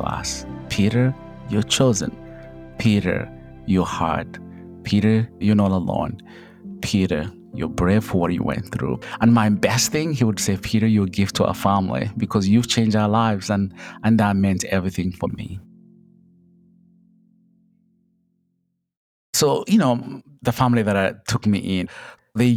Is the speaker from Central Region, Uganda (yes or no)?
no; Kabale, Western Region, Uganda; moved away; I come from Uganda, in a small little village called Kabale, you know, at the border of Uganda, Rwanda, and Congo. I grew up poor